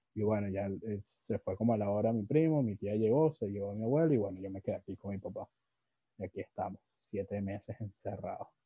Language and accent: Spanish; Venezuela; accent: veneco (Venezuelan); now in Lima, Peru; tengo mi acento de neco y tal, este, bueno, yo, o sea, sí me considero neco